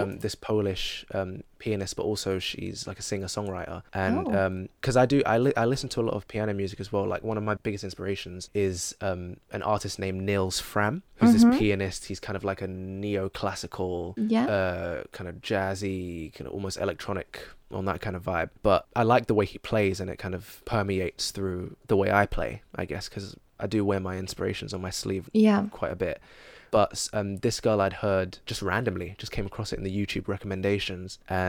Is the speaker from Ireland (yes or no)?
no; London, United Kingdom; accent: London; I've got a lot of London music and I'm not rapping in an American accent, I'm rapping in my accent.